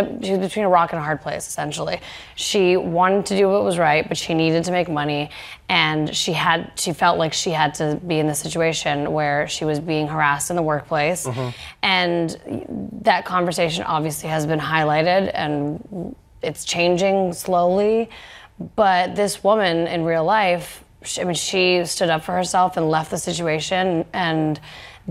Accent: Canada; I'm Canadian

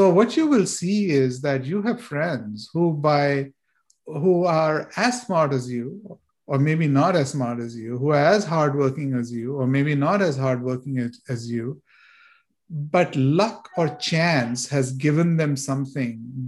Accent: India; moved away; When I was growing up in India

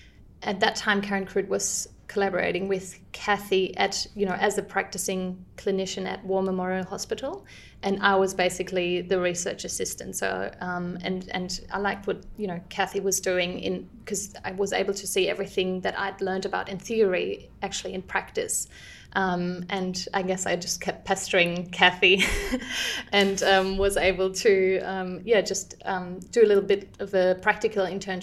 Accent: Cologne, North Rhine-Westphalia, Germany; English is a second language; moved away as an adult; also born or lived in Munich; now in Sydney, Australia; you'll hear in my accent, I'm actually originally from Germany. I grew up in Cologne, but I studied my bachelor's and master's degree in speech pathology in Munich.

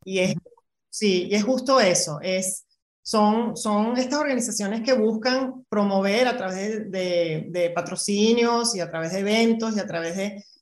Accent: Venezuela; moved away as an adult; now in Mexico; me voy de Venezuela hace 15 años eh, y a los casi 40 empiezo otra vez de cero

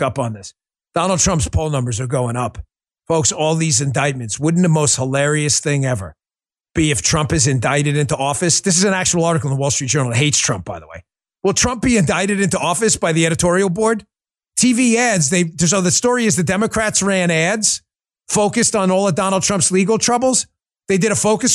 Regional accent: New York, United States; moved away; also born or lived in Palermo, Sicily (ancestry); I am a New Yorker born and bred in New York

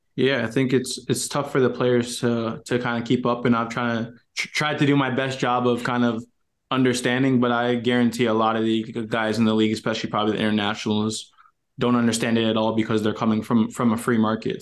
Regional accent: Canada; for me being Canadian

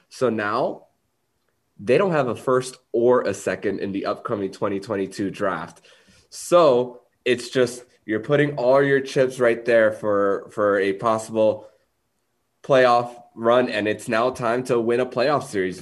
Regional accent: South Florida, United States; South Florida boy through and through

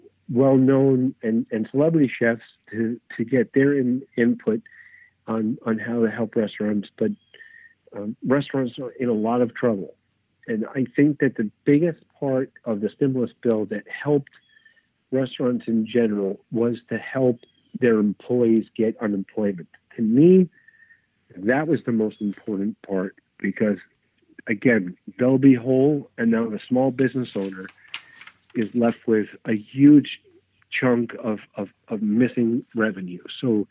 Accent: Brooklyn, New York, United States; As a kid, I'm born and raised in Brooklyn. And as a kid, I wasn't even allowed in those areas.

